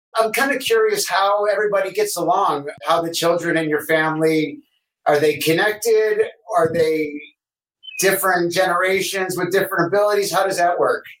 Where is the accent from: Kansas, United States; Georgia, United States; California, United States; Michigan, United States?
Michigan, United States; Detroit; I'm from Detroit